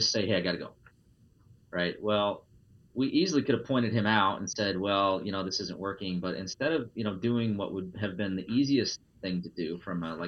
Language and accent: English; Iowa, United States; I'm a straight white male born and raised in Iowa